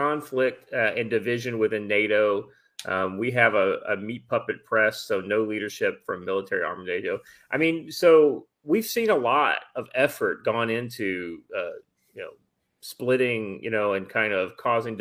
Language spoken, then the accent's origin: English; United States; I as an American